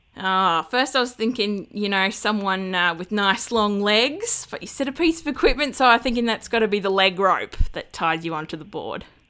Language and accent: English; Australia